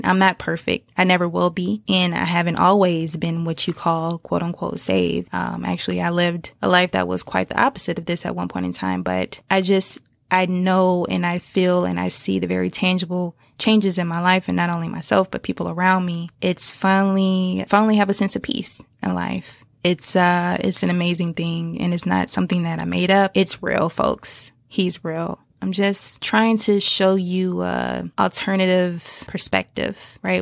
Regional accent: Decatur, Georgia, United States; I grew up in the Decatur, Stone Mountain area

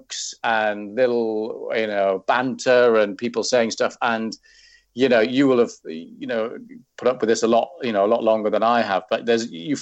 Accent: Wales, United Kingdom; moved away; I'm Welsh

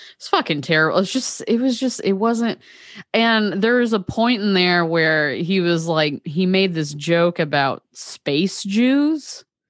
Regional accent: Eastern Tennessee, United States; We grew up in Eastern Tennessee

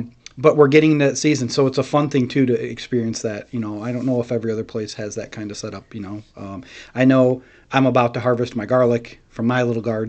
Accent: Verona, New York, United States; I grew up in Verona, in Oneida County.

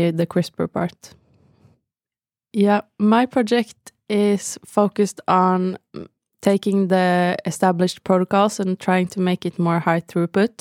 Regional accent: Bergen, Vestland, Norway; moved away as an adult; I'm from Bergen on the west coast of Norway.

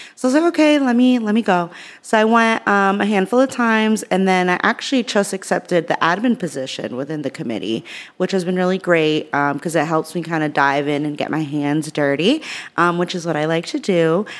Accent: Worcester, Massachusetts, United States; growing up in Worcester, I have a s, I had a single mom.

